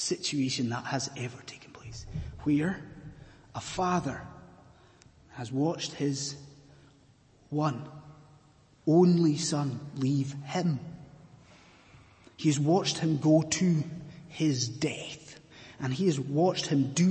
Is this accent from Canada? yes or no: no; Scottish Highlands, Scotland, United Kingdom; now in London, United Kingdom; I am a Scottish Highlander